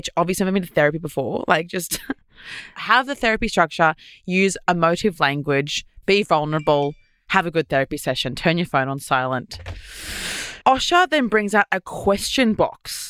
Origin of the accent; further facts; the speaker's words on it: Queensland, Australia; moved away; I'm from Queensland. I'm used to having like 25 degree water